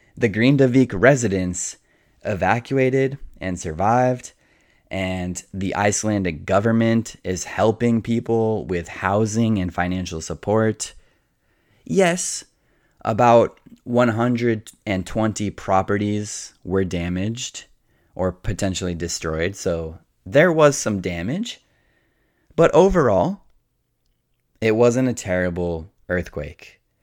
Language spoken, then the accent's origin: English; Colorado, United States; moved away; I grew up in Colorado